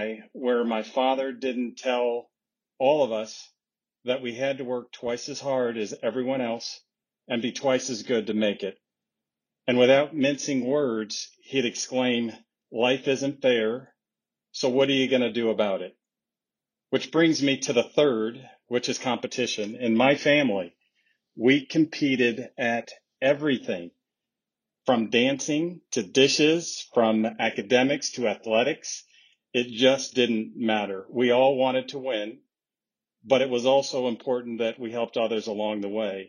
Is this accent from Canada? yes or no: no; Flint, Michigan, United States; I was born and raised in Flint, Michigan